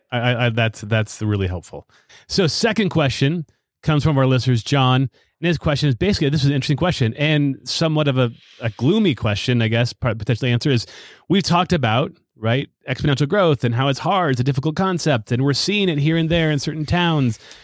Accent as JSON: {"language": "English", "country": "United States", "said": "I'm totally American."}